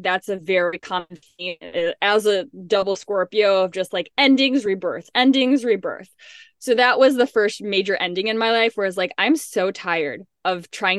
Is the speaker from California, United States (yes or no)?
no; Illinois, United States; I grew up in the Midwest in a suburb of Chicago